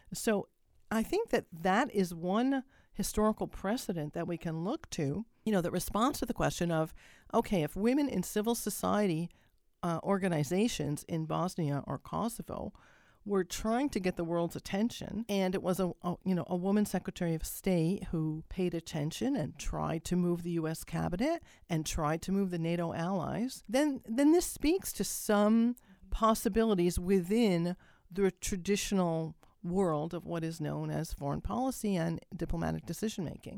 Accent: Canada; as a Canadian am I living north of the U S

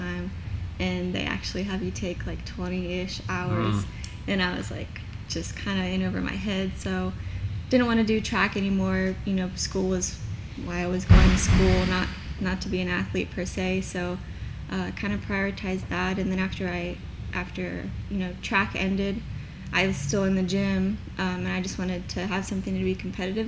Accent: Independence, Kentucky, United States; also born or lived in Minnesota / Crescent Springs, Kentucky; I'm from Independence. I currently live off of Buttermilk over in Crescent Springs.

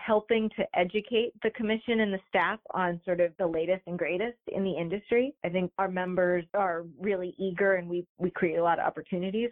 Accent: upstate New York, United States; now in Michigan, United States; I'm from upstate New York, and so I have some New Yorker in me

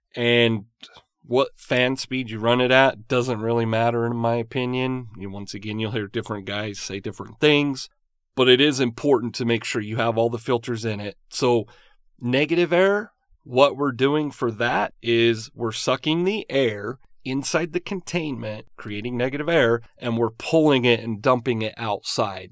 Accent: Utah, United States; I grew up in Utah

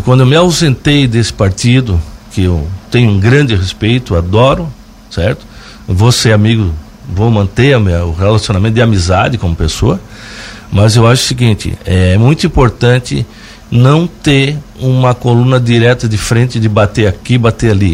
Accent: Jaguaruna, Santa Catarina, Brazil; now in Lauro Müller, Brazil; sou natural de Jaguaruna, mas te digo que eu me, hoje me considero um cidadão laurumilense faz tempo

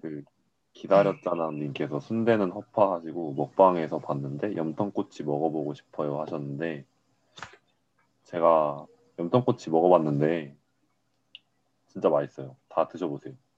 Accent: Daegu, South Korea; 저 서울 태생이 아니고요. 네. 네, 저 대구가 고향이에요.

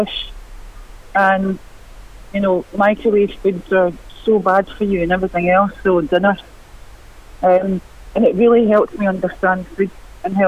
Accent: Glasgow, Scotland, United Kingdom; I grew up in East End of Glasgow

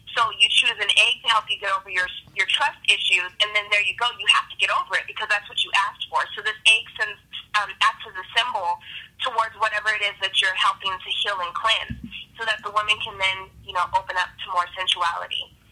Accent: California, United States; moved away as an adult; now in Atlanta, United States; I'm from California. I moved to Atlanta about a year and a half, and I'm back in California doing some business.

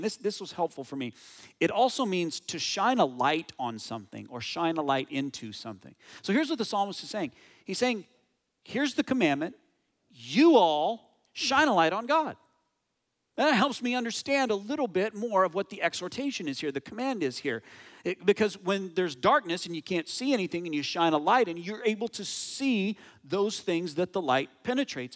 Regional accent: United States; moved away as an adult; now in Canada; my home country, the U S

